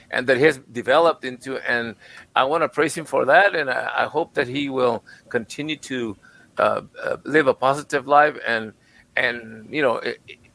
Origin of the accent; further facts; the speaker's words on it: El Paso, Texas, United States; I grew up in El Paso. I grew up, you know, in downtown.